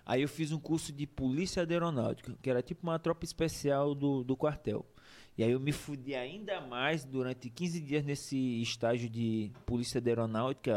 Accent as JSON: {"language": "Portuguese", "town": "Pinheiro", "region": "Maranhão", "country": "Brazil", "tie": "born or raised there", "said": "eu sou, sou de Pinheiro, né? Pinheiro City, nasci em Pinheiro Maranhão"}